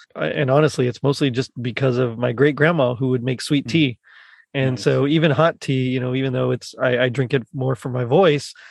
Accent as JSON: {"language": "English", "region": "South Texas", "country": "United States", "said": "I'm from South Texas, so we didn't have snow"}